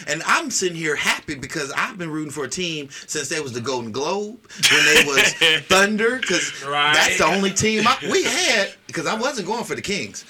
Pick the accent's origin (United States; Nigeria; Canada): Nigeria; It's my father's name. I'm Igbo from the Igbo tribe.